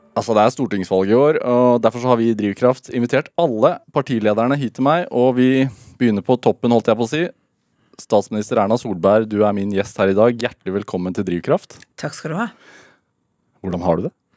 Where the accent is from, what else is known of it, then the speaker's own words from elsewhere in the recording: Sarpsborg, Østfold, Norway; jeg er fra Serp. Eller Sarpsborg